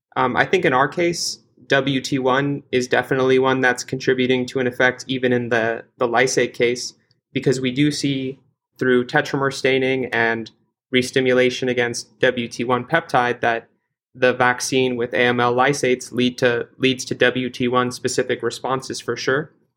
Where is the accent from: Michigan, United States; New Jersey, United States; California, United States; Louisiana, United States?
California, United States; now in Boston, United States; I'm originally from California